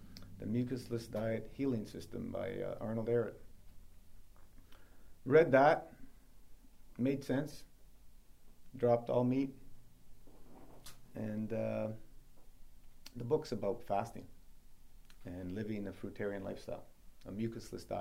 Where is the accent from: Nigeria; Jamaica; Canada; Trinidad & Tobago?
Canada; Toronto, Ontario; born or raised there